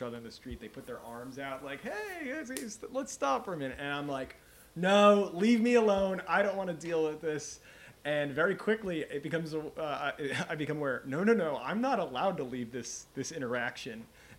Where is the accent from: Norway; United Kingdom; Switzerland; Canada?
Norway; And then they wanted to know where I was from. So I said, I'm from Norway.